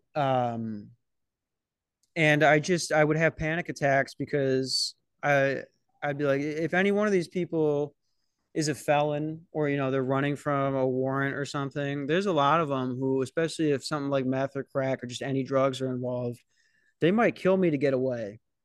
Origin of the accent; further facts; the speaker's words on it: Minnesota, United States; I'm from Minnesota